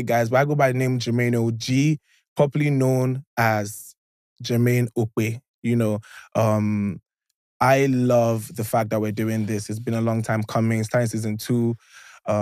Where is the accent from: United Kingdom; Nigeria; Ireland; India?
Nigeria; Imo; I'm from Imo State